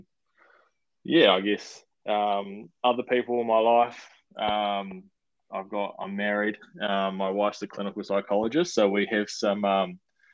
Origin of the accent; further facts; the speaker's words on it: Christchurch, Canterbury, New Zealand; I grew up in Christchurch.